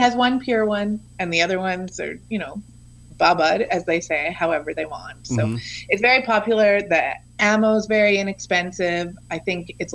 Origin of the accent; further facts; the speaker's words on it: Canada; I'm from Canada